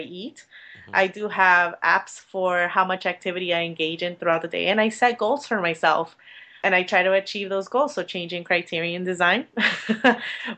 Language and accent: English; Miami, Florida, United States; I'm from Miami